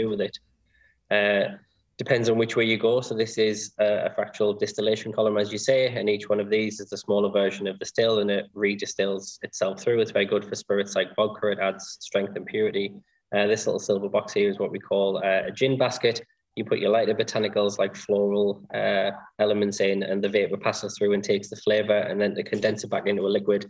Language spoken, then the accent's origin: English; Sunderland, North East England, United Kingdom; I was born and grew up in Sunderland.